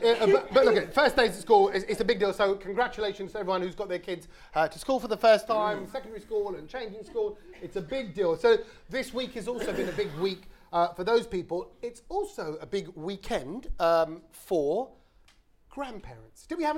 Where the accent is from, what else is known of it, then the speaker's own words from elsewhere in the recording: London, United Kingdom; I'm from South London, didn't I?